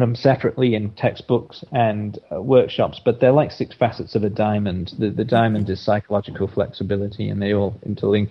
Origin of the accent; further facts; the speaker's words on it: England, United Kingdom; now in Australia; I'm originally from England, but I've been in Australia for over 20 years now. So I think of myself as Australian these days